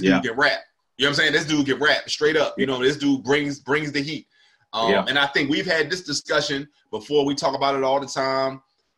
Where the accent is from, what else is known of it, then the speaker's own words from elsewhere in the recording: Northeast, United States; I've always felt like that was like a Northeast thing. Like I'm from the Northeast. I rock with cats from the Northeast.